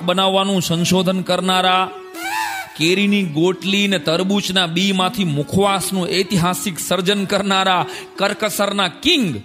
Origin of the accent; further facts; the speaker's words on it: Gujarat, India; હું આજે અરીસા સામે ઊભો છું માત્ર એક ગુજરાતી તરીકે